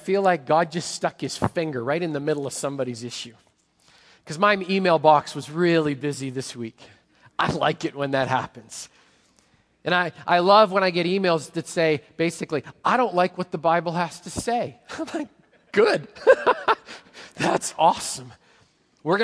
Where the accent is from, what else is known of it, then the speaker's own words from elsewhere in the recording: Manitoba, Canada; now in Washington, United States; I grew up in Manitoba